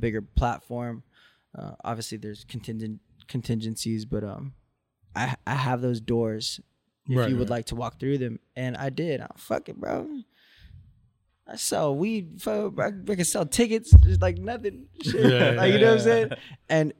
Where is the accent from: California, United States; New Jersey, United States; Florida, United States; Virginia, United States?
California, United States; Orange County; I was from Orange County